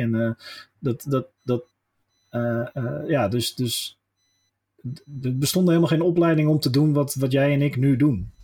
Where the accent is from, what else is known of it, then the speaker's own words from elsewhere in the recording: Westland, South Holland, Netherlands; ik ben een Westlander